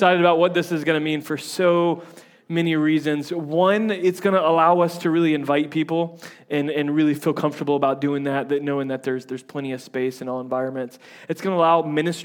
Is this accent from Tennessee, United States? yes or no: no; Tampa, Florida, United States; accent: southern; I'm from Tampa, and so there's like a bunch of Yankees. But I grew up in like the redneck side of Tampa, so like I feel like my accent changes based on who I'm talking